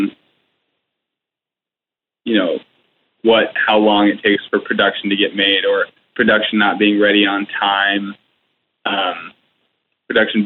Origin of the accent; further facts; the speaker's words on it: Seattle, Washington, United States; also born or lived in Portland; I'm from Seattle originally